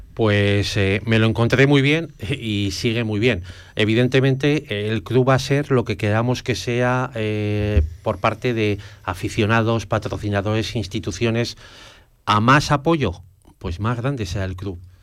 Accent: Zaragoza, Aragon, Spain; yo como zaragozano

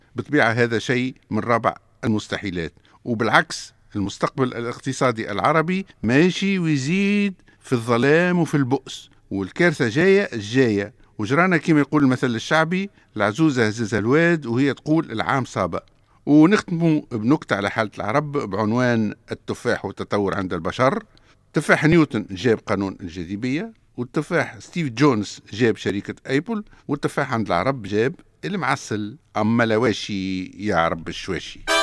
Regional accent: Tunisia; عندنا في تونس

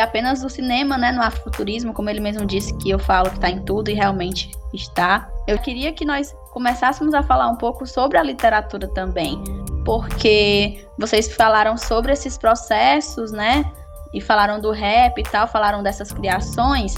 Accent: Sertão Central, Ceará, Brazil; Somos do Ceará, no Sertão Central

